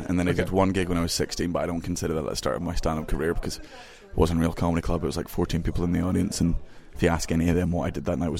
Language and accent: English; London, United Kingdom; born there; when I came down to London, I was born in London, but I didn't understand.